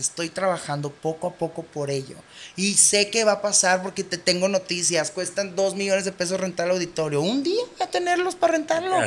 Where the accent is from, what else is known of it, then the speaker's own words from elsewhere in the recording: Baja California, Mexico; Somos de Baja California